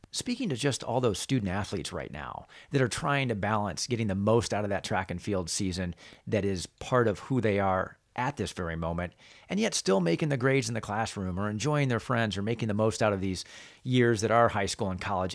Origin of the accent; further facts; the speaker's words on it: Northern Indiana, United States; I grew up in Northern Indiana